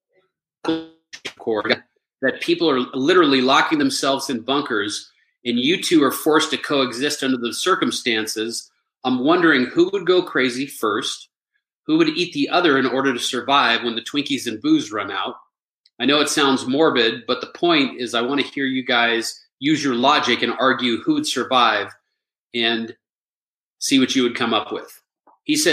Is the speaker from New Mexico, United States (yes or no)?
yes; Albuquerque, New Mexico, United States; I grew up in Albuquerque, New Mexico.